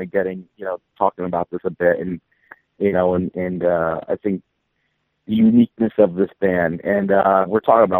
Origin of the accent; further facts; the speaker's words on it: New Jersey, United States; I'm from New Jersey.